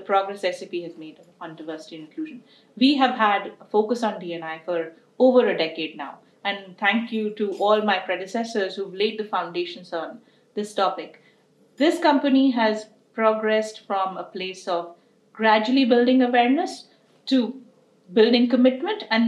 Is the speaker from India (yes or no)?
yes; India; moved away as an adult; now in United States; I came from India and had been raised in the country with a lot of beautiful values